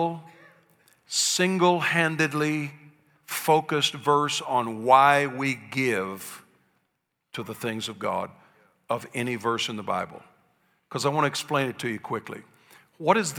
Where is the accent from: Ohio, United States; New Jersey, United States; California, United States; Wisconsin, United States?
Ohio, United States; Columbus; I was born in Columbus, Ohio, to a little family of coal miners and service station workers